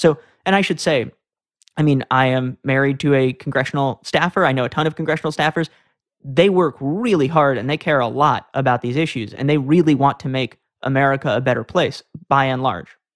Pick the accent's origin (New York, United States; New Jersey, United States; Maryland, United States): New York, United States; New York City; I'm originally from New York City. That's where I grew up